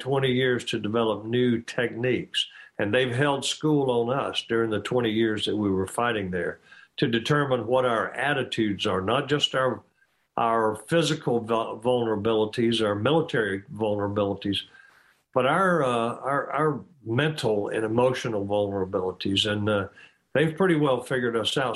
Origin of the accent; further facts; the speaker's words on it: United States; I, as an American